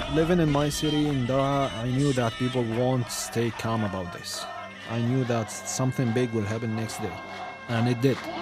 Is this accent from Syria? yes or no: yes; Syria; moved away; when they ask me, Where are you from? and I say Syria